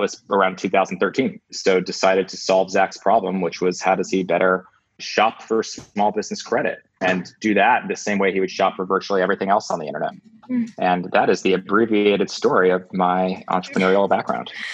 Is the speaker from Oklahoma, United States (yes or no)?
no; New Jersey, United States; also born or lived in New York City; I grew up in New Jersey